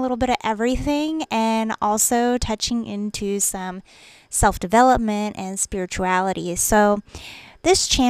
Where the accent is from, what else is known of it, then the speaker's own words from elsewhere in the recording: Florida, United States; now in East Tennessee, United States; I live in East Tennessee, but I'm originally from Florida